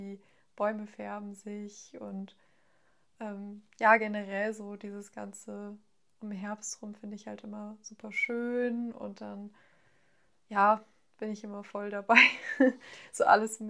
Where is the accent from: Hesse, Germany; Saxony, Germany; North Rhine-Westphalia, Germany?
Hesse, Germany; near Frankfurt; ich komme aus der Nähe von Frankfurt